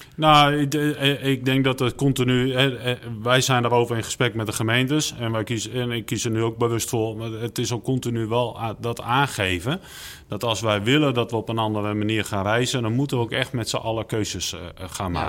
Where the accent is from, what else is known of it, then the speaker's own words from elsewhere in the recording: Netherlands; wij als Nederlander